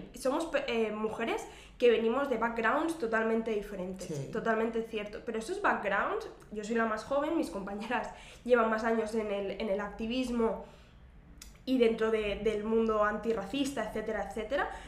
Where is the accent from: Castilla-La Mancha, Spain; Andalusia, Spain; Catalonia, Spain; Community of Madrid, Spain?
Catalonia, Spain; Terrassa; yo, soy, de Tarrasa, que es eh, un municipio de la provincia de Barcelona, está a 35 kilómetros aproximadamente de, la ciudad de Barcelona. Y bueno, eh, crecí